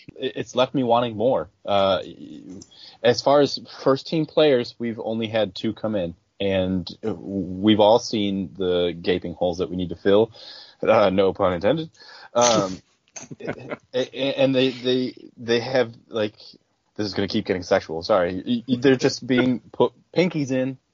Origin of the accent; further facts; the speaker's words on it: outside of Buffalo, New York, United States; I grew up outside of Buffalo